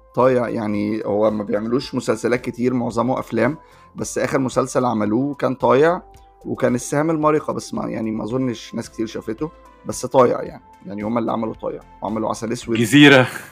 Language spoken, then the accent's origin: Arabic; Egypt; احنا بالنسبه لنا كمصريين